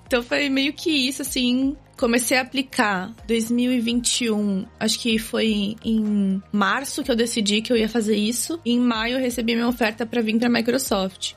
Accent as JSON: {"language": "Portuguese", "town": "São Vicente", "region": "São Paulo", "country": "Brazil", "tie": "born or raised there", "also_born_or_lived": "Santos, Brazil", "moved": "as an adult", "lives_now": "Canada", "said": "eu sou natural de Santos, no litoral de São Paulo. Morei minha vida toda né, em São Vicente, estudei em Santos"}